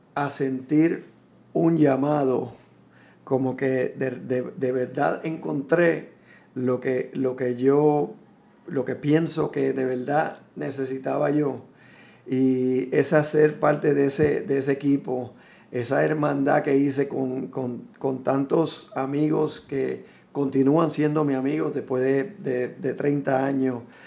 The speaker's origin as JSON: {"language": "Spanish", "town": "San Juan", "country": "Puerto Rico", "tie": "born or raised there", "moved": "as an adult", "said": "colinas de Fairview, que es donde crecí en, crecí en Fairview, en Coupey"}